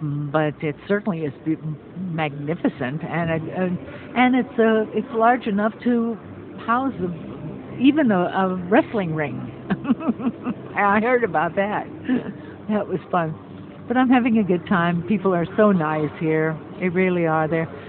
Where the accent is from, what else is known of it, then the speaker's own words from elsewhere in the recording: San Francisco, California, United States; also born or lived in Los Angeles / Phoenix; Well, I was born in Los Angeles, and we moved away when I was about 5 and 6 years old, went to Phoenix, Arizona, and then we went back to San Francisco